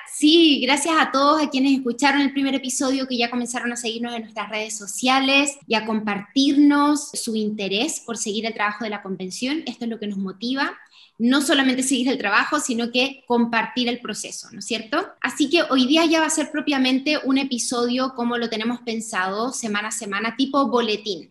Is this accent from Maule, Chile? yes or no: no; Tarapacá, Chile; also born or lived in Santiago, Chile; yo nací en Santiago, pero criada en la región de Tarapacá